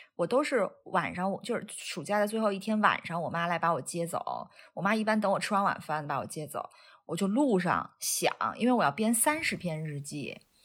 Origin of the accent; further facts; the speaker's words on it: Weihai, Shandong, China; now in United Kingdom; 我小的时候是在山东海边儿